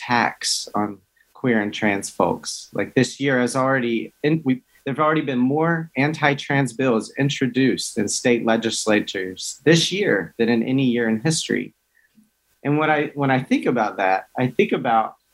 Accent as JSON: {"language": "English", "town": "Hickory", "region": "North Carolina", "country": "United States", "tie": "born or raised there", "moved": "as an adult", "said": "I grew up very rural in Hickory, North Carolina, so rural Baptist"}